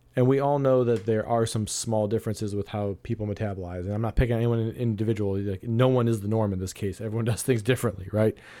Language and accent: English; Ohio, United States; here in my home state of Ohio